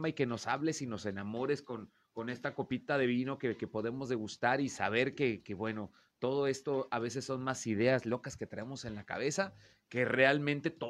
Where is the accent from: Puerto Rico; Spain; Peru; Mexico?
Mexico